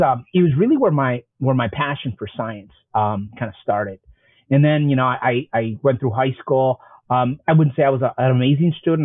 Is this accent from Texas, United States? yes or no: no; Chicago, Illinois, United States; I grew up on the South Side